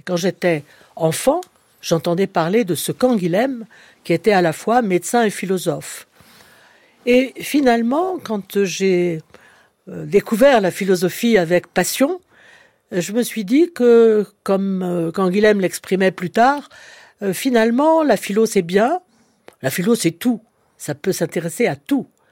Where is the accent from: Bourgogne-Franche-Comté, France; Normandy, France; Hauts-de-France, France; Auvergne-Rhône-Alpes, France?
Auvergne-Rhône-Alpes, France; Clermont-Ferrand; je suis auvergnate née à Clermont-Ferrand